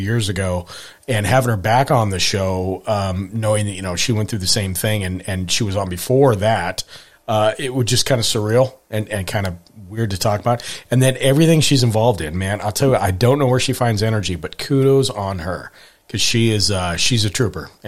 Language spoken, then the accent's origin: English; Montana, United States; when I was growing up in Montana